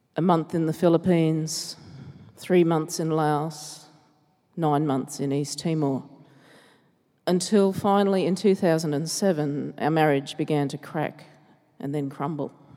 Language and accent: English; Logan, Queensland, Australia; growing up in Logan